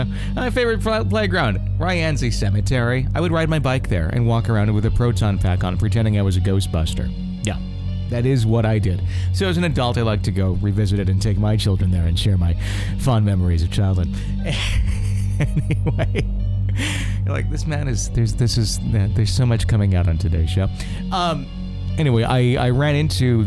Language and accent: English; Fond du Lac, Wisconsin, United States; moved away; my hometown of Fond du Lac, Wisconsin